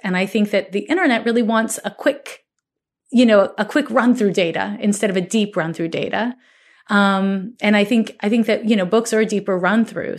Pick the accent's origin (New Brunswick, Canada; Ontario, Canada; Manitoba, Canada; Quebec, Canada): Quebec, Canada; Montreal; now in California, United States; I'm from Montreal, Quebec, Canada